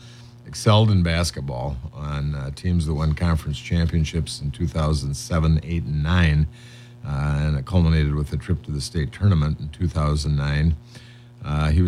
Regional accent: Windom, Minnesota, United States; now in Faribault, United States; I am from Windham.

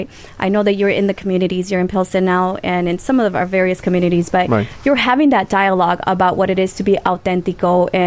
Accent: Honduras; English is a second language; now in United States; I'm Honduran.

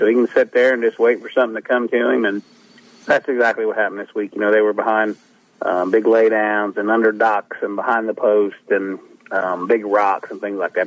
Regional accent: Ohio River Valley, United States; growing up where I grew up on the Ohio River

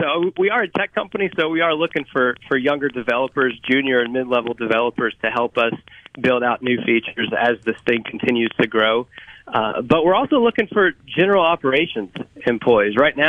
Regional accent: Kentucky, United States; now in Mississippi, United States; Yeah, so I've lived in Mississippi, not originally from here. I moved to the state from Kentucky about 10 years ago.

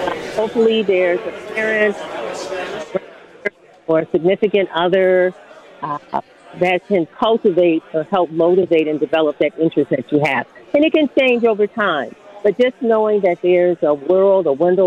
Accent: Milwaukee, Wisconsin, United States; I was born and raised in Wisconsin, and I grew up 53206 zip code

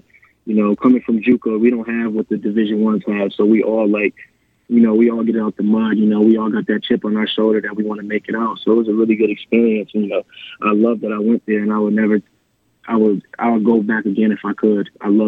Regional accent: Syracuse, New York, United States; moved away as an adult; now in El Paso, United States; I grew up on the south side of Syracuse and with my father

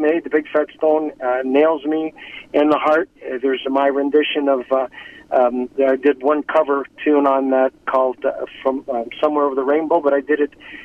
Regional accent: Toronto, Ontario, Canada; I grew up in Toronto

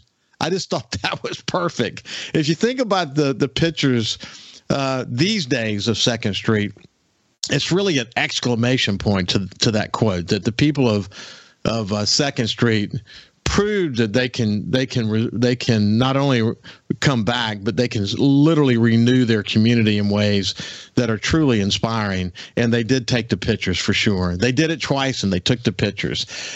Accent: Bellevue, Kentucky, United States; Billy and I kind of grew up together. We grew up in Bellevue, and we both went to the Bellevue school system in Gulfport East

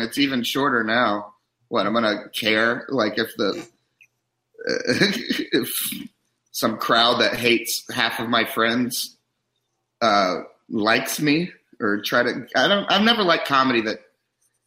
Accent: Kentucky, United States; also born or lived in Chicago; now in Los Angeles, United States; I'm from Kentucky

